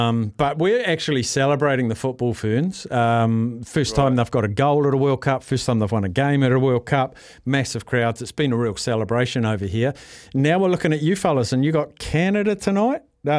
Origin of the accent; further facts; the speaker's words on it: Palmerston North, Manawatū-Whanganui, New Zealand; now in Auckland, New Zealand; My hometown, Palmerston North